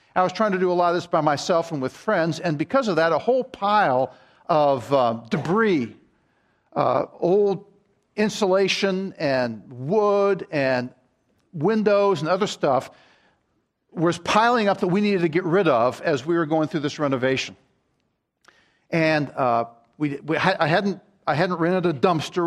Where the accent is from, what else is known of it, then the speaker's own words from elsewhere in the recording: Maryland, United States; I grew up in Maryland